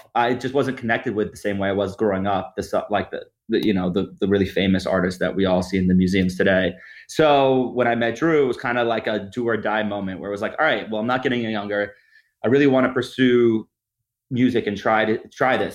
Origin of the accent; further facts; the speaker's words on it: New York, United States; moved away; I'm from New York originally, born and raised there